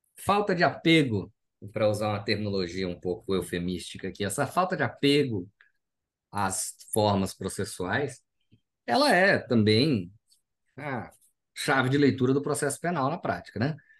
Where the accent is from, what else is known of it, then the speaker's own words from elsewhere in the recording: Cuiabá, Mato Grosso, Brazil; also born or lived in São Paulo; eu sou do Mato Grosso, sou cuiabano.